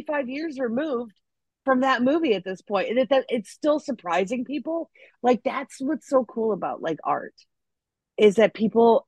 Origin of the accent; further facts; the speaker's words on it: Des Plaines, Illinois, United States; moved away as an adult; now in Los Angeles, United States; I was in Des Plaines. So I literally grew up like right across the street from O'Hare.